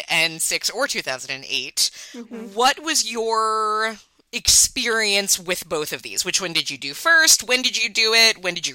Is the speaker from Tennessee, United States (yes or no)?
no; New York, United States; accent: Long Island; Okay, so I'm from Long Island, and Long Island obviously has a lot of accent details, of which you have no doubt heard.